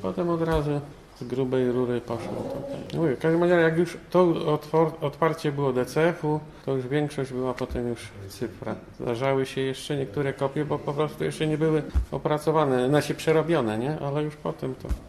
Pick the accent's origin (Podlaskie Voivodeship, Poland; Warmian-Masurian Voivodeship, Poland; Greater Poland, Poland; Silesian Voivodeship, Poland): Greater Poland, Poland; Poznań; Ja jestem poznaniak. Moje początki z kinem zaczęły się właśnie w Poznaniu.